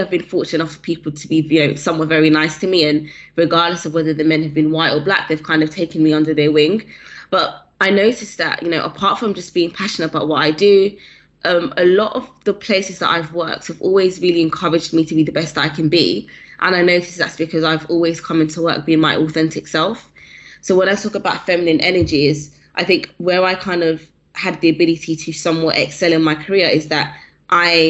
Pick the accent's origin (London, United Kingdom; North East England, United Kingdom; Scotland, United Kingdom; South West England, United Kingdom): London, United Kingdom; Where I'm from, so I grew up in South London.